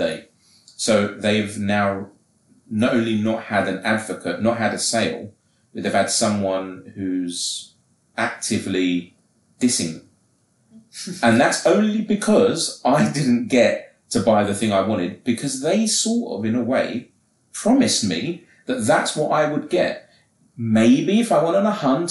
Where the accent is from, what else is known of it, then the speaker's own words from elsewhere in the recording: England, United Kingdom; I'm English